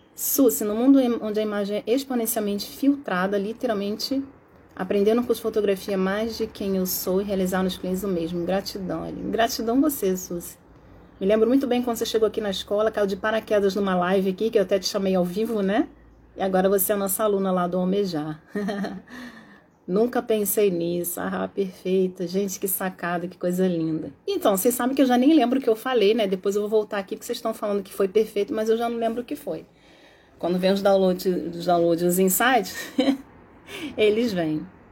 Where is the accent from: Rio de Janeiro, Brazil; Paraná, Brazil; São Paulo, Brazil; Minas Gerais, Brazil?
Rio de Janeiro, Brazil; E mesmo porque eu sou carioca, eu falo mesmo